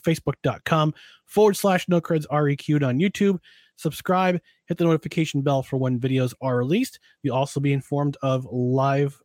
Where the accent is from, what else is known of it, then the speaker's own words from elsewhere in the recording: Albany, New York, United States; our hometown, my hometown, Albany